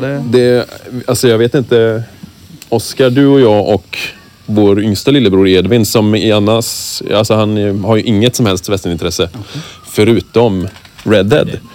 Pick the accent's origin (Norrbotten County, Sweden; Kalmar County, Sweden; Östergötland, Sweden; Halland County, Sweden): Kalmar County, Sweden; moved away; also born or lived in Småland; På Öland, där vi är ifrån alla tre